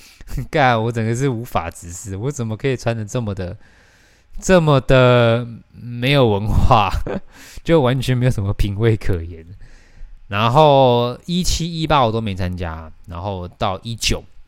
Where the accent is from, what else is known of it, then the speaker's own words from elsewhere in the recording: Taoyuan, Taiwan; 我以前南坎，我现在南坎家，就是我老家其实我们是有一个中庭的